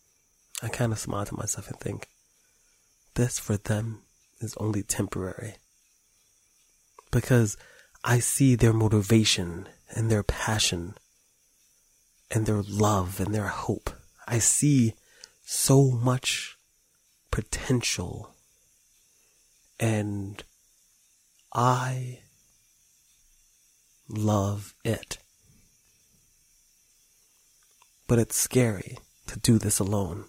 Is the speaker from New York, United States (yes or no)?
yes; New York City, New York, United States; I come from New York City